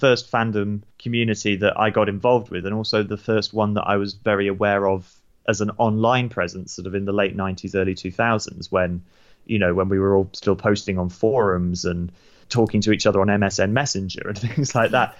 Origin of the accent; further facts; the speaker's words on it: United Kingdom; also born or lived in New Zealand; we moved back to the U K when I was about six.